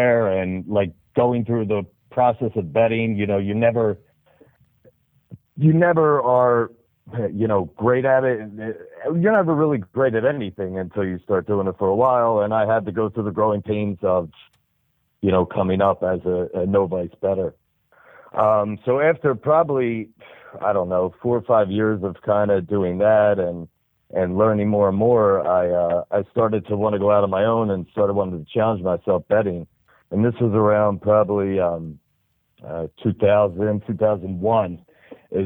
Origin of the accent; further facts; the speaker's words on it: New Jersey, United States; I'm from the South Jersey area